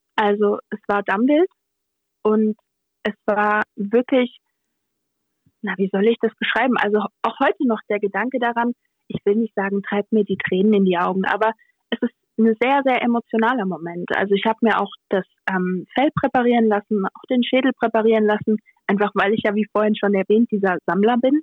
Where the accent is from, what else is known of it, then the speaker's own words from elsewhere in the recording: Rhineland-Palatinate, Germany; als echte Pfälzerin